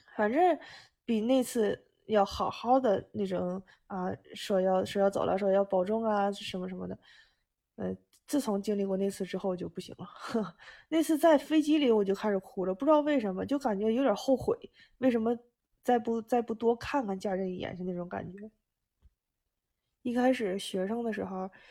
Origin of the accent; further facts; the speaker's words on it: China; now in Japan; 我们中国人